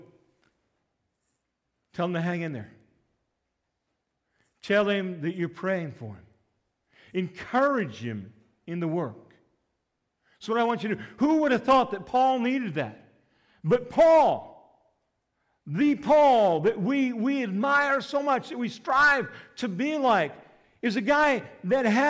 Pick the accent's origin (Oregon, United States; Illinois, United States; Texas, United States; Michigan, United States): Illinois, United States; Litchfield; I grew up in Litchfield